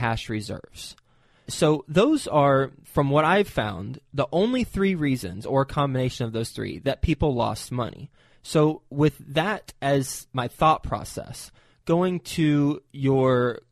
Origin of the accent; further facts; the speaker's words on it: Fort Worth, Texas, United States; also born or lived in New York City; I'm from Fort Worth